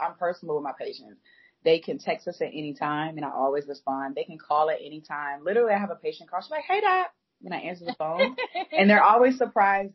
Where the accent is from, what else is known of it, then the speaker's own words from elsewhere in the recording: Atlanta, Georgia, United States; now in Charlotte, United States; I'm from Atlanta